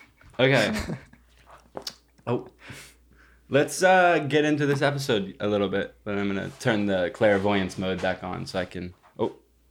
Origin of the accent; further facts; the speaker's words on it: Granbury, Texas, United States; now in Los Angeles, United States; Well, in my hometown in shit-ass nowhere, Texas